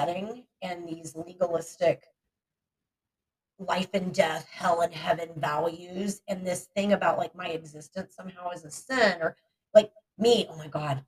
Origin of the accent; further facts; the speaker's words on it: Texas, United States; now in Michigan, United States; I'm from Texas. I would never move back to Texas right now.